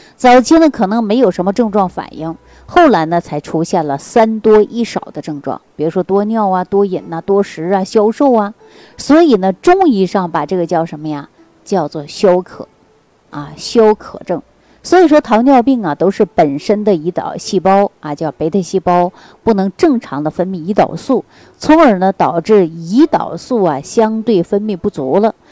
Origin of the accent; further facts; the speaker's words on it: China; 并不是我们中国人有啊